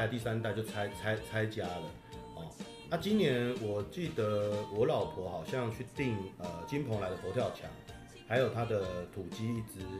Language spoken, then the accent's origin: Chinese; Yilan County, Taiwan; 那当然家里因为我们是宜兰人，我们宜兰人有几个呃特别很道地宜兰人。